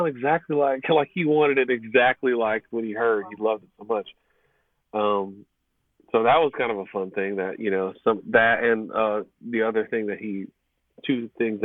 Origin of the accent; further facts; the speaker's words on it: Chicago, Illinois, United States; moved away; I'm originally from the Chicago area